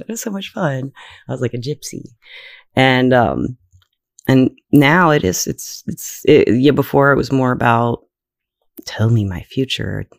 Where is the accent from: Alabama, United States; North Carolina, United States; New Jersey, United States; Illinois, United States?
Alabama, United States; I was from Alabama